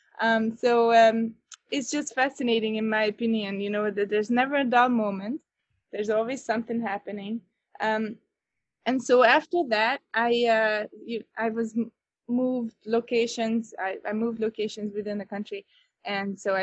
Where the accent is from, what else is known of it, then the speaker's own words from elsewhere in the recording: Northern Hungary, Hungary; moved away as an adult; also born or lived in Budapest; now in Chicago, United States; I am originally from Hungary, Northern Hungary. I was born and raised there